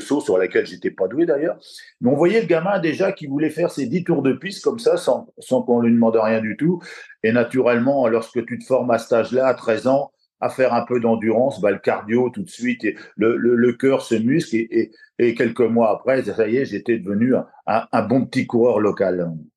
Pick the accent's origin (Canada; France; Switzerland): France; La Flèche, Pays de la Loire; also born or lived in Le Mans; je suis de la Flèche, du Sud-Sarthe. Après, je suis venu sur Le Mans